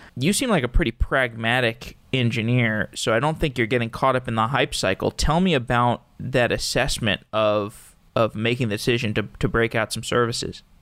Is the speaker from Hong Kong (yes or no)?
no; Austin, Texas, United States; moved away; I'm from Austin originally, Austin, Texas